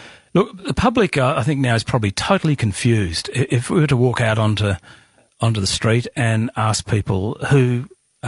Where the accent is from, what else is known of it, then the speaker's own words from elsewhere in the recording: Western Australia, Australia; I'm an Australian first.